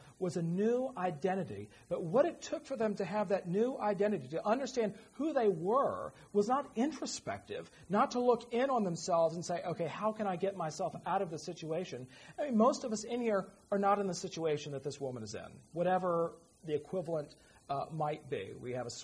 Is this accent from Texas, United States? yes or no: no; Virginia, United States; moved away; my hometown because she thought it was cute. And it is. Rolling hill, horse country right at the foot of the Blue Ridge